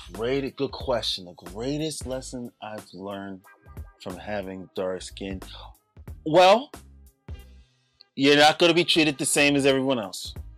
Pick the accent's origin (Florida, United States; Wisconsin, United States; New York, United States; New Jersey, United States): New York, United States; New York City; born and raised in the Bronx